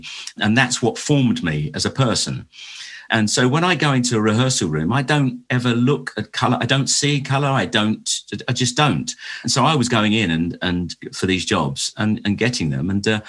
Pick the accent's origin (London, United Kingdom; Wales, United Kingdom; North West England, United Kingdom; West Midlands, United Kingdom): London, United Kingdom; being born and raised in Lambeth. And my school was in the Lambeth Walk